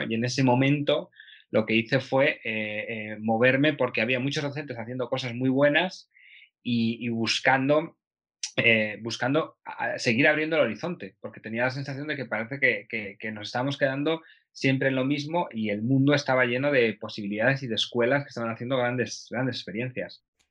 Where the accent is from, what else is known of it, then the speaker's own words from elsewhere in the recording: Aranda de Duero, Castile and León, Spain; moved away as an adult; now in Vienna, Austria; vivo en Viena, eh, pero soy de Aranda de Duero, de Burgos